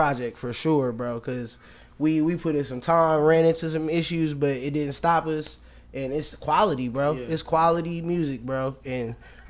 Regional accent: Manchester, North West England, United Kingdom; born there; Also, I was born in England. It's Manchester, England.

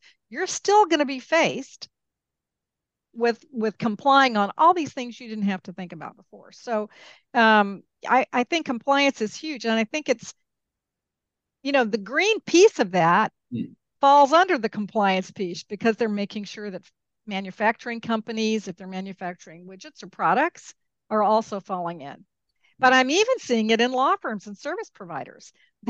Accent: Peru; also born or lived in Mexico; I grew up in Peru and Mexico. I didn't grow up in the United States.

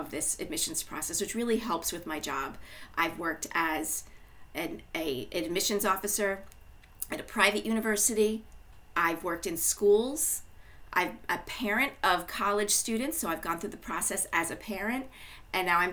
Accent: Long Island, New York, United States; moved away as an adult; also born or lived in Washington, D.C.; I grew up on Long Island

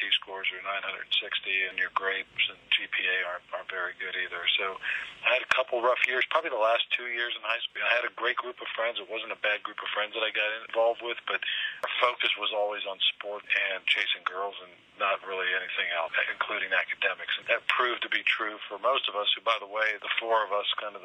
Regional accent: Washington, District of Columbia, United States; also born or lived in Pittsburgh, Pennsylvania; I grew up here in D.C.

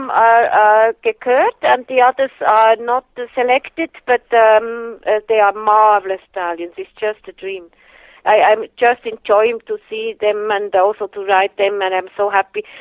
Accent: Germany; English is a second language; I uh, had all my falls uh, growing up in Germany and uh, never in Switzerland.

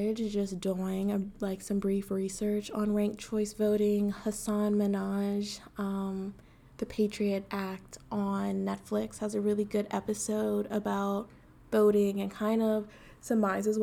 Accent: United States; we are American

